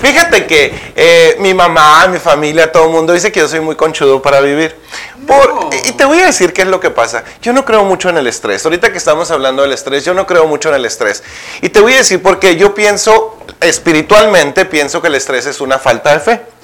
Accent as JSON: {"language": "Spanish", "town": "Naco", "region": "Sonora", "country": "Mexico", "tie": "born or raised there", "moved": "yes", "said": "mi pueblo"}